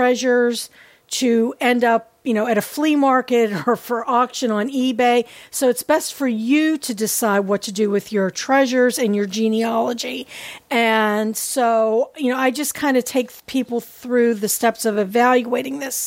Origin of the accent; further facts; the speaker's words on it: Pittsburgh, Pennsylvania, United States; Pittsburgh, Pennsylvania, which is my hometown.